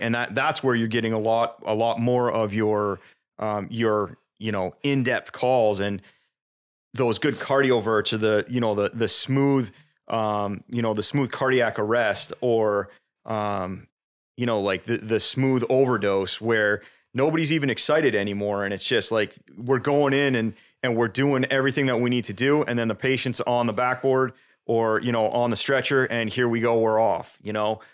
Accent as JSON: {"language": "English", "town": "South Burlington", "region": "Vermont", "country": "United States", "tie": "born or raised there", "also_born_or_lived": "New Hampshire", "said": "I was born in New Hampshire. I moved to Vermont when I was two. Um, and I actually grew up in South Burlington."}